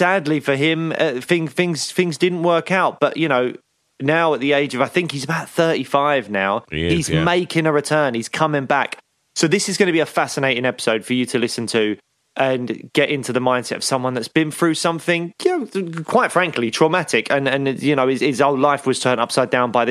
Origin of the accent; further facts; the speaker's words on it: London, United Kingdom; I grew up in Peckham, which was a rough place to grow up